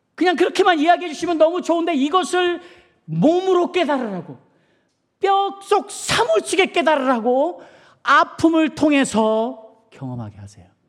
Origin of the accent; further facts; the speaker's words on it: South Korea; moved away; 저는 한국 사람으로서